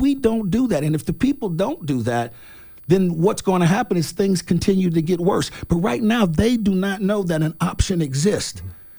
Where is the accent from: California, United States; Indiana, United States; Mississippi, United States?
Indiana, United States; But I am from Indiana, and I love being from Indiana.